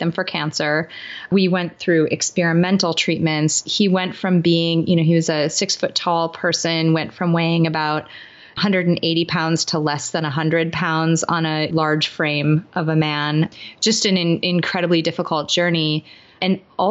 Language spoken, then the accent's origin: English; Midwest, United States; I grew up in the Midwest in the United States